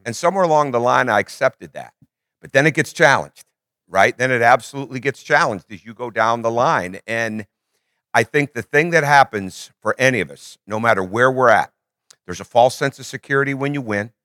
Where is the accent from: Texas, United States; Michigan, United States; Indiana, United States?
Michigan, United States; I grew up in Michigan, I grew up, we went to church three times a week